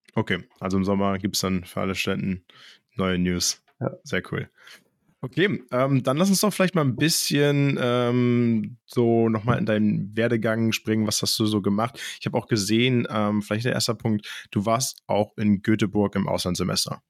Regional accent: Hamburg, Germany; now in Münster, Germany; Ich komme ursprünglich aus Hamburg

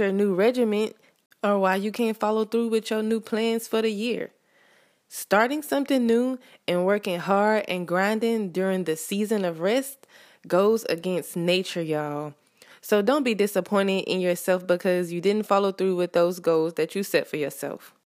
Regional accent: the South, United States; I live in America. I'm from the South

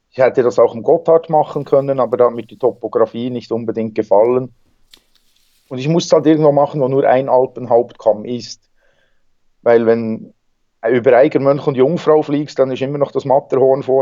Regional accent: Bern, Switzerland; Ja, ich komme aus der Schweiz, aus dem Berner Seeland. Bin da am See aufgewachsen, geboren.

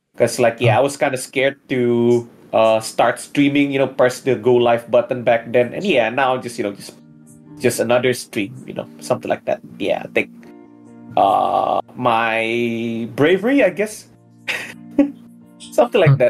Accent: West Java, Indonesia; I was born and raised in West Java

